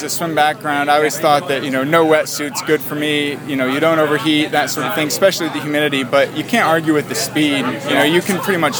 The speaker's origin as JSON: {"language": "English", "town": "Richmond", "region": "Virginia", "country": "United States", "said": "Richmond, Virginia."}